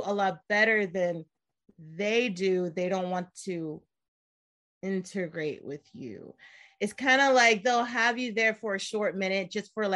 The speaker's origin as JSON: {"language": "English", "country": "United States", "moved": "as an adult", "lives_now": "Korea", "said": "I'm from the States."}